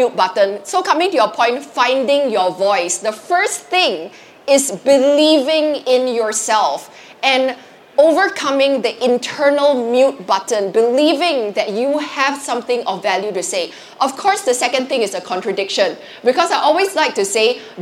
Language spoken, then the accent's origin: English; Singapore; I'm Singaporean